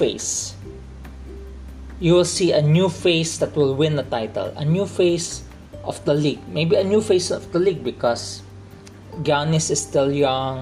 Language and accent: English; Philippines; I'm still a Filipino, even though I speak in English